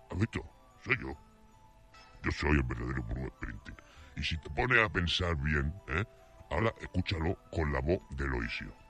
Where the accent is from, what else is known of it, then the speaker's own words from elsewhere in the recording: Calahorra, La Rioja, Spain; Yo soy de aquí de Calahorra, macho. Eh, voy a ser yo norteamericano ni qué tontería más tonta. Yo soy de aquí, yo soy más español que vamos con la tortilla de patata.